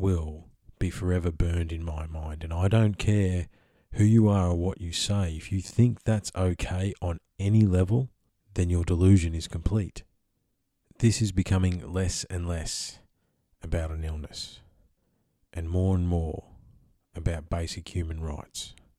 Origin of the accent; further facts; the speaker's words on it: Victoria, Australia; if I had to have a home state, Victoria would be my home state.